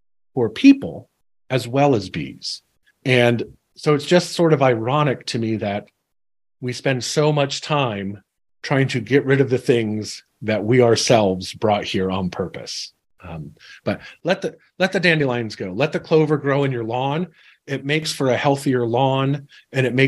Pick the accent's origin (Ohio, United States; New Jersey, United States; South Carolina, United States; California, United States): Ohio, United States; Central; I was raised here in Central Ohio